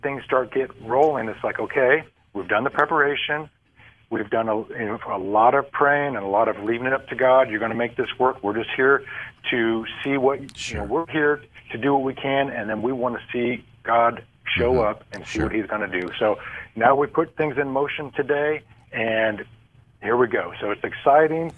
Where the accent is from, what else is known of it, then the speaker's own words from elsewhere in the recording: Ohio, United States; I'm from Ohio